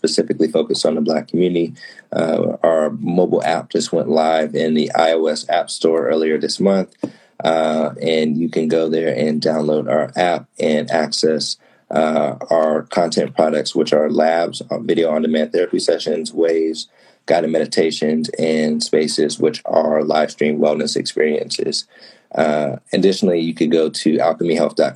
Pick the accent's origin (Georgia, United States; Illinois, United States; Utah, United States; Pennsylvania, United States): Pennsylvania, United States; Pittsburgh; moved away as an adult; now in Chicago, United States; I'm from Pittsburgh, which is in an East Coast state, but it is a Midwest city